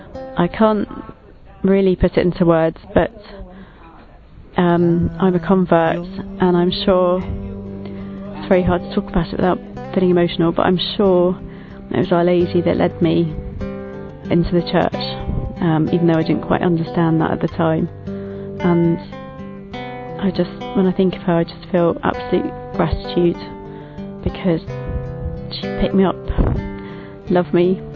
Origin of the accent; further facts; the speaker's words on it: London, United Kingdom; I'm from Ealing